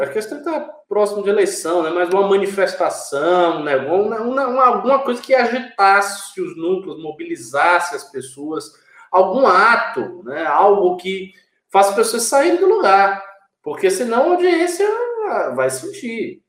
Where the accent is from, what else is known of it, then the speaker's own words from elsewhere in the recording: Bahia, Brazil; moved away; depois de uns quatro anos eu saí daqui e voltar para minha terra